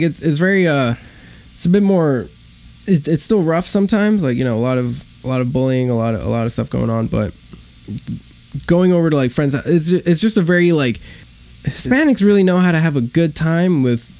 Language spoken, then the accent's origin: English; New York City, New York, United States; I grew up in Queens. I was a Korean American kid growing up in Queens. Went to schools that were mostly Hispanic.